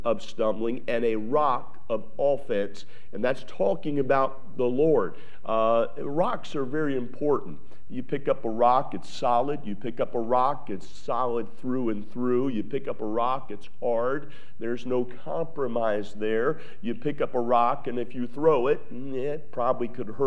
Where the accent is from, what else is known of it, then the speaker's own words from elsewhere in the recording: Maryland, United States; moved away; I'm from Maryland, and I was raised only about 30 minutes from Gettysburg